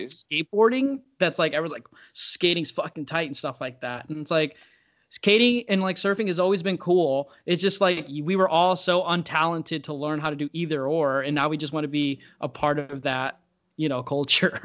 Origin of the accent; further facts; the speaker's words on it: Northern Illinois, United States; I'm like from Northern Illinois.